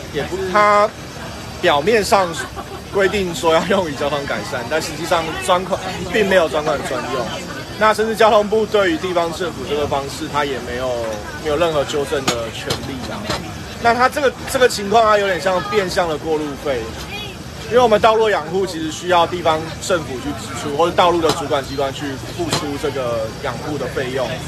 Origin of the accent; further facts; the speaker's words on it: Taiwan; 我们台湾人